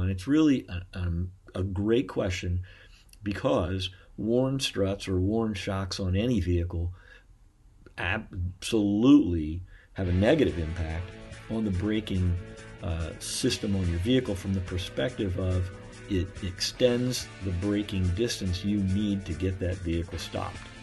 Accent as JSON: {"language": "English", "town": "Beavercreek", "region": "Ohio", "country": "United States", "tie": "born or raised there", "said": "I'm actually from Beaver Creek, as well as my wife. We were pretty much born and raised there"}